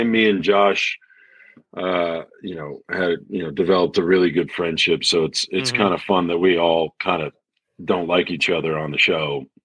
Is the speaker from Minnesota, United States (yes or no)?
no; El Paso, Texas, United States; moved away as an adult; also born or lived in Austin, Texas; now in Los Angeles, United States; I grew up in El Paso, and then I lived in Austin for about 9 years before I moved